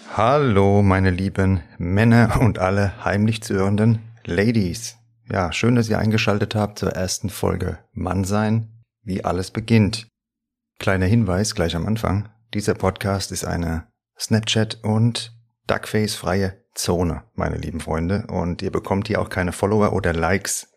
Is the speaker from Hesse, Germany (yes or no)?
yes; Hesse, Germany; accent: Hessian; also born or lived in Frankfurt am Main; Ich mag meinen hessischen Dialekt